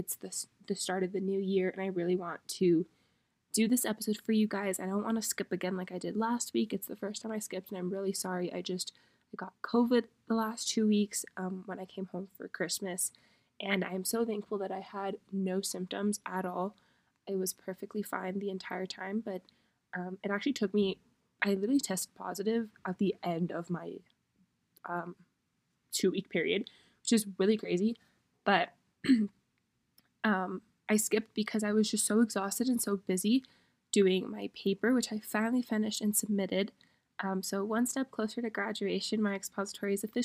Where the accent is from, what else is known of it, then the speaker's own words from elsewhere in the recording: Miami, Florida, United States; moved away as an adult; really experience Miami, because I cannot wait to move home and experience my hometown again